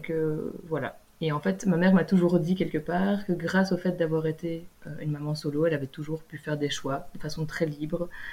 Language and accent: French; Belgium; moved away as an adult; en vivant en Belgique, en étant belge.